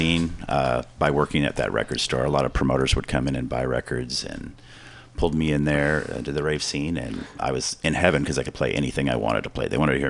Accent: Roseville, California, United States; moved away as an adult; now in San Francisco Bay Area, United States; I grew up in Roseville, California, by Sacramento.

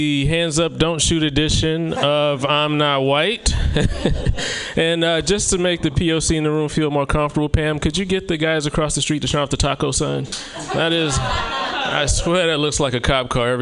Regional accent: the South, United States; now in Oregon, United States; I'm from the South

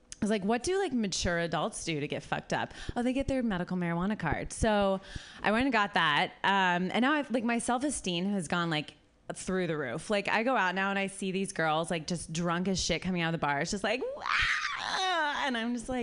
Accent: Columbus, Ohio, United States; I'm from Columbus

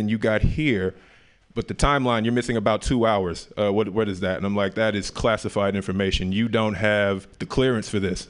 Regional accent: Memphis, Tennessee, United States; moved away; also born or lived in Oakland; I'm originally from Memphis, Tennessee

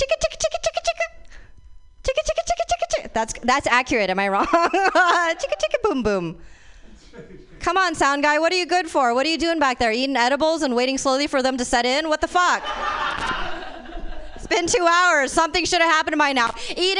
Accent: Fremont, California, United States; speaking of shit, I'm also from Fremont.

